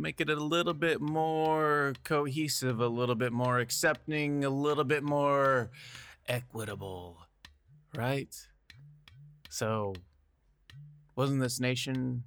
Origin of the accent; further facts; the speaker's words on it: Midwest, United States; I'm a white dude, and I'm from the Midwest